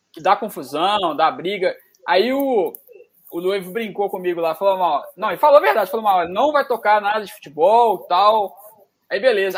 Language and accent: Portuguese; Jardim América, Minas Gerais, Brazil; no Jardim América, onde eu fui criado